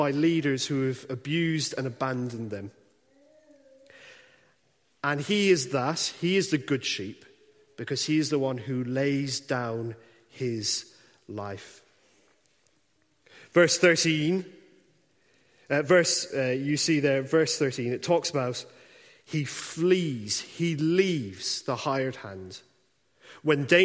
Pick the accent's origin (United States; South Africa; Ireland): Ireland; now in Dundee, United Kingdom; I grew up in the Republic of Ireland.